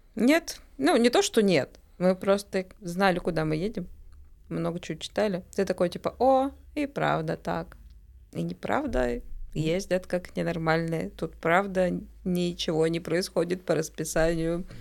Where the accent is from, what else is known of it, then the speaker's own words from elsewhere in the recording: Bashkortostan, Russia; also born or lived in Moscow; now in Montenegro; вообще я из Башкирии, исторически